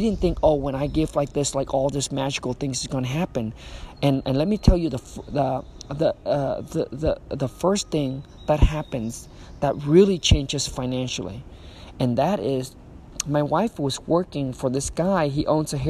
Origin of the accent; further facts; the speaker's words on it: Vietnam; moved away; when I was raised back in Vietnam